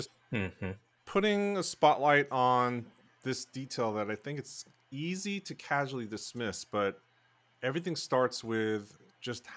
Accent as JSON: {"language": "English", "region": "New Jersey", "country": "United States", "tie": "born or raised there", "said": "This is my home state, gateway.org, New Jersey"}